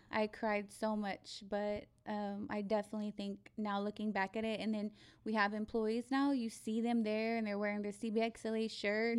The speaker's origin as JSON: {"language": "English", "town": "Abilene", "region": "Texas", "country": "United States", "moved": "as an adult", "lives_now": "San Antonio, United States", "said": "I'm from Abilene. I'm not from San Antonio"}